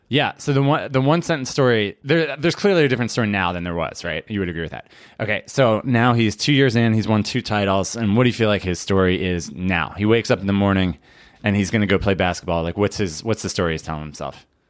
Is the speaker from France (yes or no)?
no; Philadelphia, Pennsylvania, United States; I'm from Philadelphia